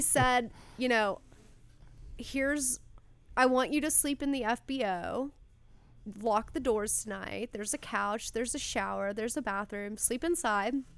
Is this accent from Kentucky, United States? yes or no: yes; Louisville, Kentucky, United States; moved away; I grew up in Louisville, Kentucky